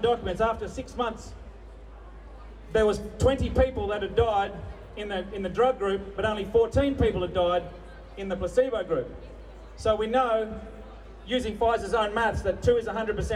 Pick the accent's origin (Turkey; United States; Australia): Australia; the Pilbara, Western Australia; I'm from the Pilbara